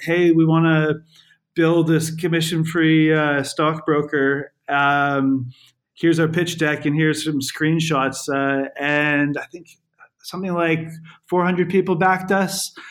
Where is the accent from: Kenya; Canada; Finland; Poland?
Canada; moved away as an adult; now in London, United Kingdom; I'm I'm from Canada